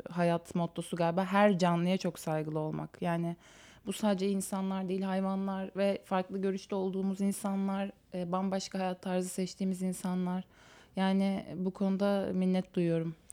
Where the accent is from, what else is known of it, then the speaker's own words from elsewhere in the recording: Istanbul, Turkey; doğma büyüme İstanbulluyum